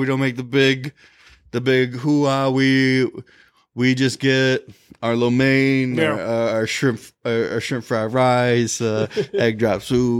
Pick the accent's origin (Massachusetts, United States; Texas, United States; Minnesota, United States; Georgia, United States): Minnesota, United States; Minnetonka; I'm from Minnetonka.